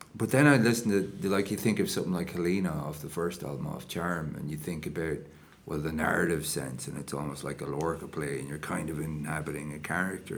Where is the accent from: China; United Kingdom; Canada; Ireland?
Ireland; Enniscorthy, County Wexford; we were on Friary Hill.